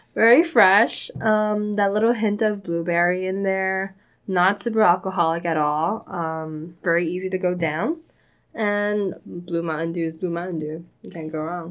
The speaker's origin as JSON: {"language": "English", "town": "New York City", "region": "New York", "country": "United States", "tie": "born or raised there", "said": "we grew up in New York City"}